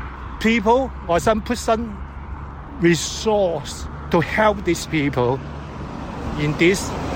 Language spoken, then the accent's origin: English; Hong Kong; moved away as an adult; now in Manchester, United Kingdom; Because I'm a newcomer, I'm from Hong Kong, and then I have been here only 1 year